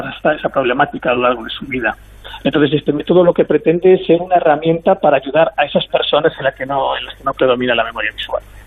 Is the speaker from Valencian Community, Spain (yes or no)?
no; Galicia, Spain; yo soy gallego